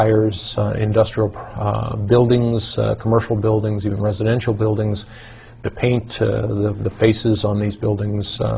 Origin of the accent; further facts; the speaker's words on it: New York, United States; growing up in New York, it was very common to rake your leaves